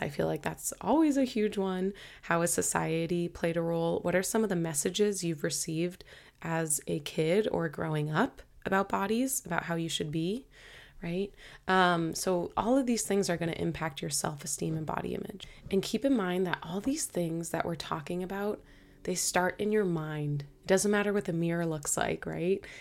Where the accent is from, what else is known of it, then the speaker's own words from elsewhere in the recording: Boston, Massachusetts, United States; moved away as an adult; now in Hawaii, United States; my whole family is in Boston, so It's where I'm from